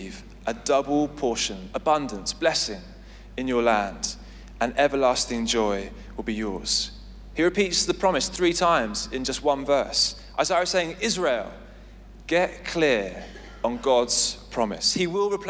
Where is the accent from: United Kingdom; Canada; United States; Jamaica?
United Kingdom; Essex, East of England; now in London, United Kingdom; I grew up in Essex